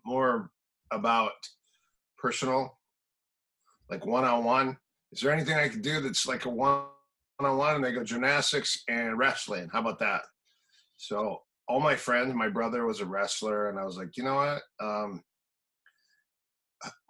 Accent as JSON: {"language": "English", "region": "Minnesota", "country": "United States", "tie": "born or raised there", "also_born_or_lived": "Manhattan Beach / Palm Desert", "moved": "yes", "said": "I'm from Minnesota, so I grew up in cold country also."}